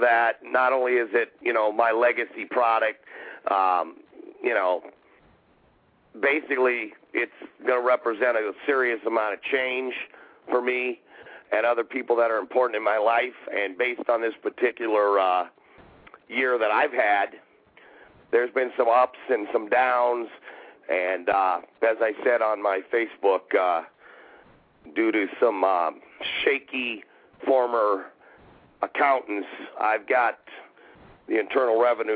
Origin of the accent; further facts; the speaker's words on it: Alaska, United States; growing up in Alaska